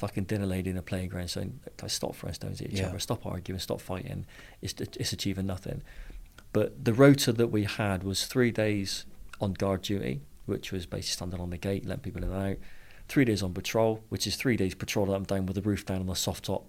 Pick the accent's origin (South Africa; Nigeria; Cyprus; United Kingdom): Cyprus; born there; I was born in Cyprus. He said, oh, really, were you? And I said, yeah, back in the 70s.